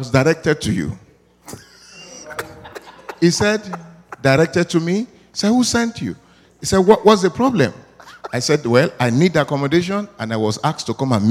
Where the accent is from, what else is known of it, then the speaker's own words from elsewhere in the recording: Nigeria; moved away; I'm from Africa, precisely Nigeria.